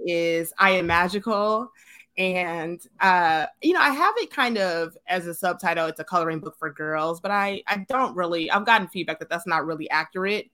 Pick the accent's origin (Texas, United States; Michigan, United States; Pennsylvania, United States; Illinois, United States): Michigan, United States; Detroit; moved away as an adult; also born or lived in California; now in Atlanta, United States; I was born and raised in Detroit